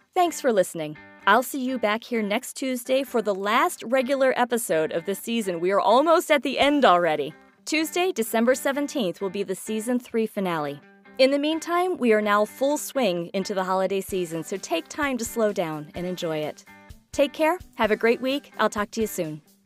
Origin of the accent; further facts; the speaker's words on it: Johnstown, Pennsylvania, United States; Johnstown, my hometown